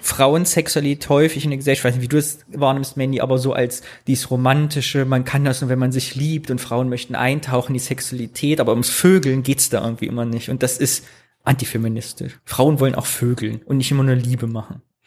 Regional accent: Thuringia, Germany; moved away; Ich würde gerne wieder nach Thüringen gehen.

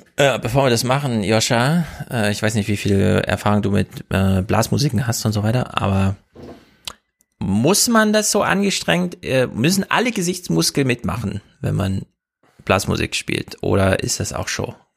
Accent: Thuringia, Germany; moved away; Ich komme ja aus Thüringen

